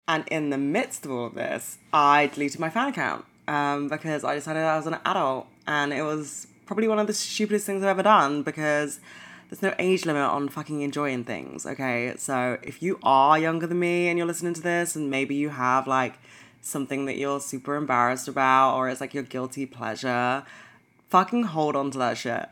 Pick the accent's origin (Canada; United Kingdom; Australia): United Kingdom; London; I'm from London